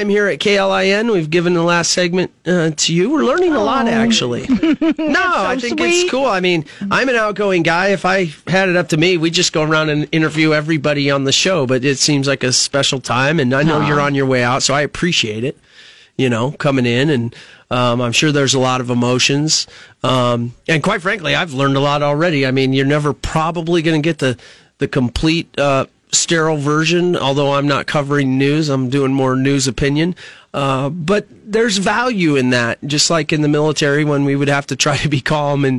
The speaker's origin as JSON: {"language": "English", "town": "Fremont", "region": "Nebraska", "country": "United States", "tie": "born or raised there", "said": "I was raised there, so it's my hometown. Fremont, mm-hmm. Nebraska."}